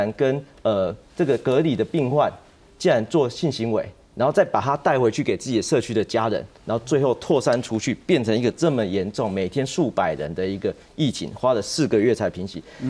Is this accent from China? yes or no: no; Taiwan; 就这两个礼拜帮帮我们台湾人一下，帮台湾医护一下